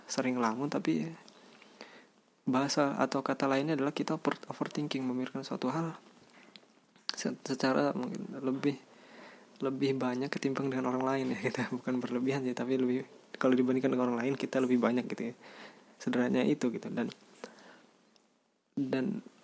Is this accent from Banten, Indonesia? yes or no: yes; Banten, Indonesia; tapi karena gue anak Banten ya gue tumbuh dengan bahasa ini